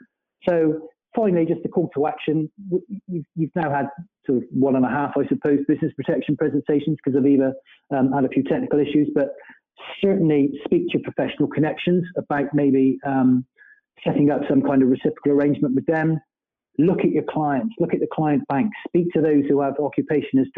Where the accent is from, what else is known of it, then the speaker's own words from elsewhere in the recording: Bristol, South West England, United Kingdom; accent: Bristolian; my Bristolian accent